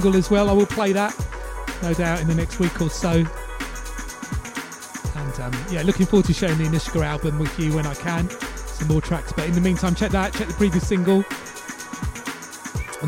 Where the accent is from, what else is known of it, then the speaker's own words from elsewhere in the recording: London, United Kingdom; pirate radio in London, growing up in London